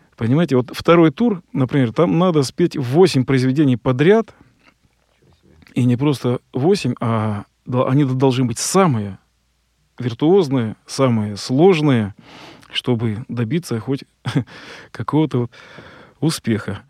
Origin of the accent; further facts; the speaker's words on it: Kostroma, Kostroma Oblast, Russia; я из Костромы, там у нас вокруг леса.